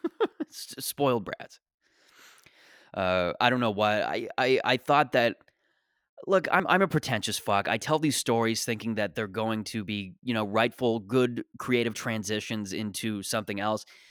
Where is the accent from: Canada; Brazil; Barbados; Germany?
Canada; I'm a Canadian